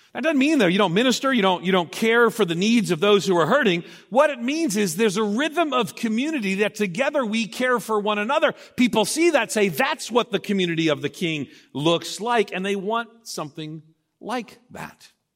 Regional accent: Long Island, outside New York City, United States; moved away; I grew up outside of New York City on Long Island

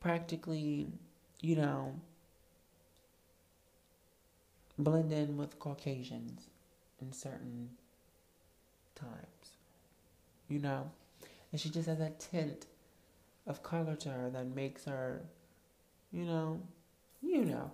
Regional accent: United States; me as an American

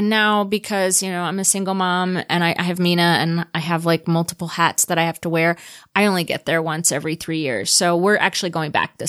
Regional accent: Adana, Turkey; born there; So I was born in Adana, Turkey, which is in southeastern Turkey on the border of Syria.

